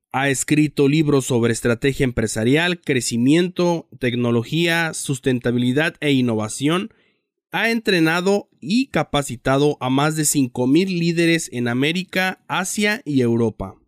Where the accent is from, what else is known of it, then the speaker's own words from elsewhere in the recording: Mexico; yo también soy mexicano